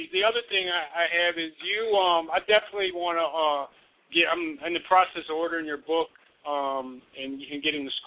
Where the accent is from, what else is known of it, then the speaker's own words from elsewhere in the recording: Chicago, Illinois, United States; I'm from Chicago.